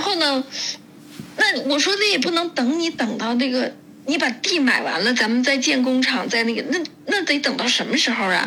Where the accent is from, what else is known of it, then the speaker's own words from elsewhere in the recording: northern China, China; now in Germany; 因为我是北方人